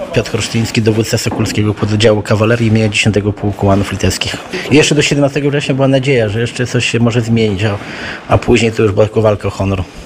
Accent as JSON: {"language": "Polish", "area": "eastern Podlasie", "region": "Podlaskie Voivodeship", "country": "Poland", "said": "My też pochodzimy z Kresów, z Podlasia. U nas też na wschodnim Podlasiu"}